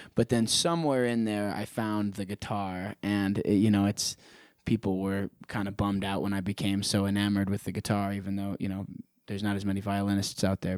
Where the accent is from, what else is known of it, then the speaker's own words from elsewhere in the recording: Prescott, Arizona, United States; born and raised in Prescott, Arizona